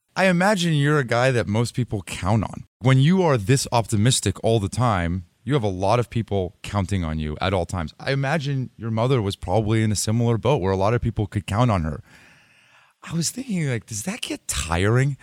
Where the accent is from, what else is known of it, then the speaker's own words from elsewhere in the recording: Los Altos, California, United States; I'm from here. I'm from Los Altos